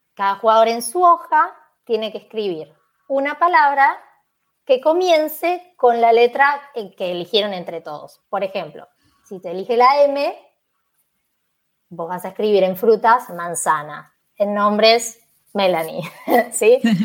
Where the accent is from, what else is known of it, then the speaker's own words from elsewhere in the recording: Buenos Aires, Argentina; moved away as an adult; now in Málaga, Spain; soy de Argentina, de Buenos Aires, en particular de Capital Federal. Nací en un barrio que se llama Boedo